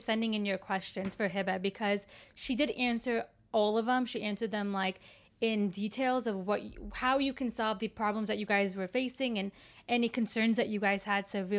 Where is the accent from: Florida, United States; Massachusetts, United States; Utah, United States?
Florida, United States; now in Chicago, United States; So I moved to Chicago from Florida.